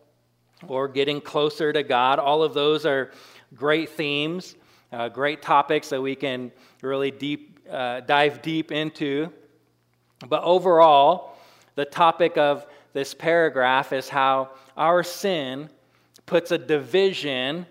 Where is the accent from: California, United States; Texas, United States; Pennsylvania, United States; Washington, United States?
Washington, United States; now in Carrington, United States; I grew up in Washington but I was on the side that it didn't rain very much